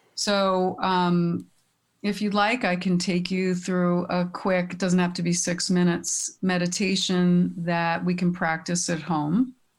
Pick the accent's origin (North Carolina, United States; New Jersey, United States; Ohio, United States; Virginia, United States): New Jersey, United States; Teaneck; I grew up in Teaneck. I'm, I'm back in Bergen County